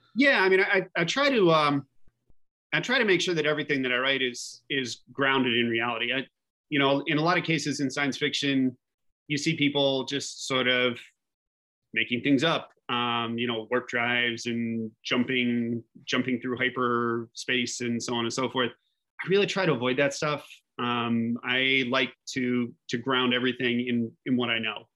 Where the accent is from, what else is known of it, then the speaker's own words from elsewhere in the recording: Fairmont, West Virginia, United States; now in New York, United States; I grew up in a, in the woods in West Virginia